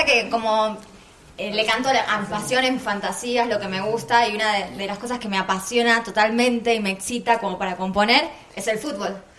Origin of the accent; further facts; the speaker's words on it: Argentina; Yo soy de la Argentina